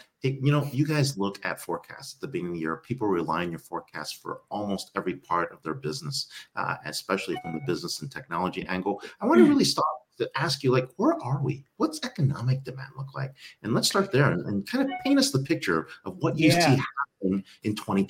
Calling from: Mumbai, Maharashtra, India; I'm live here from Bombay.

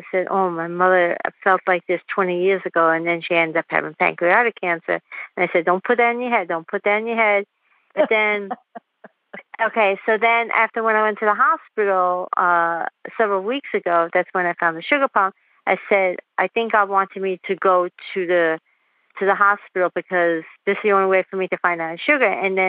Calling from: Queens, New York, United States; I'm calling from Queens, New York.

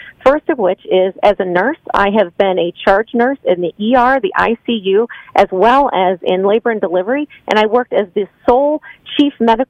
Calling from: Denver, North Carolina, United States; I'm actually calling from my car because I'm about to go into an event here in Denver, North Carolina.

